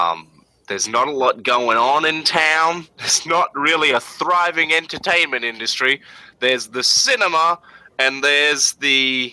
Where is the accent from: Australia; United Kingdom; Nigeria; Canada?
Australia; we're Australian